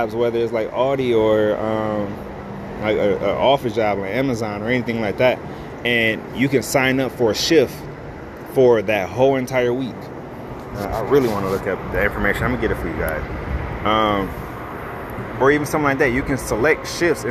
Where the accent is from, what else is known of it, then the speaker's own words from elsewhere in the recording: United States; Me being an American